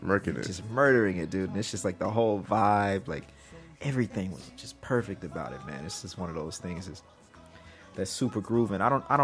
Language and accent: English; Mississippi, United States; me growing up in Mississippi in the Bible Belt, religion was very important, from my grandmother, my mother, everybody in my family.